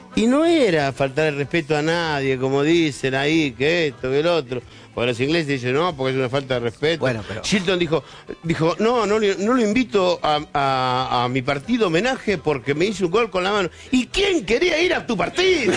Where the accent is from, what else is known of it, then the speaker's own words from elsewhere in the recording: Argentina; somos sudacas cuando salimos de la Argentina